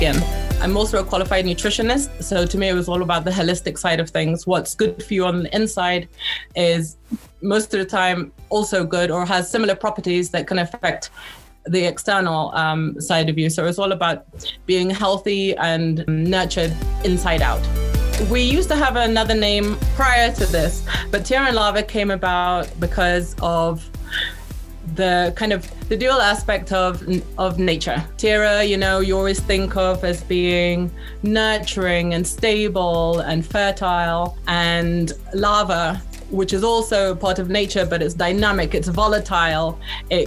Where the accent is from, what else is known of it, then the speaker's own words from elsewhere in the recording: Belize; also born or lived in England; now in Antigua, Guatemala; I actually spent 12 years growing up in Belize, which is kind of the neighboring country to Guatemala, and returned to England for about 10 years